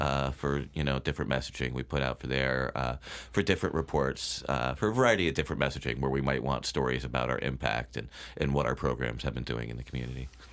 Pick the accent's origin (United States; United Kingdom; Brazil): United States; Bethel, Connecticut; I grew up in Bethel